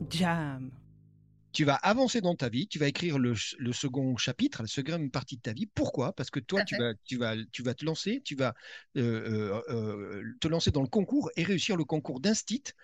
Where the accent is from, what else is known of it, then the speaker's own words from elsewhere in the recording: Bergerac, Nouvelle-Aquitaine, France; Moi, je viens de Bergerac-en-Dordogne.